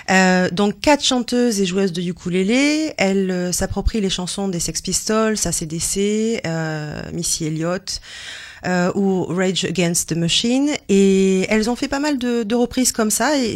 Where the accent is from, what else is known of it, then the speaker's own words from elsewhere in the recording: France; je suis revenue chez nous en France